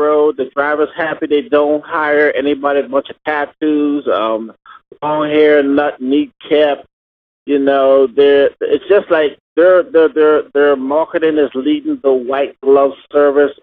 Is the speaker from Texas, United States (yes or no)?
no; Atlanta, Georgia, United States; also born or lived in Oklahoma; I'm in Oklahoma right now. Originally from Atlanta, Georgia